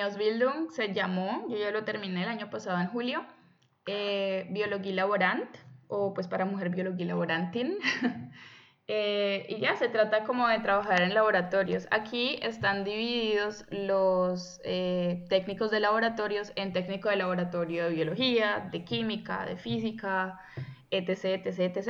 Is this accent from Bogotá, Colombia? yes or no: no; Buga, Valle del Cauca, Colombia; moved away as an adult; now in Germany; provengo originalmente de Colombia, de la ciudad de Buga, cerquita a Cali